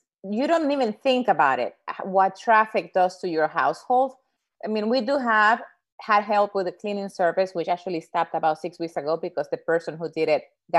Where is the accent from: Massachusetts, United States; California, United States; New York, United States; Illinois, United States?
New York, United States; also born or lived in Dominican Republic; I was a high school teacher in New York City. And I mean, I grew up there, but I'm originally from the Dominican Republic. I went to New York when I was